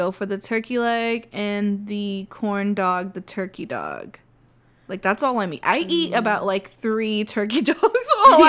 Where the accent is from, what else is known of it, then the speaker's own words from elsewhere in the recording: the South, United States; we're from the South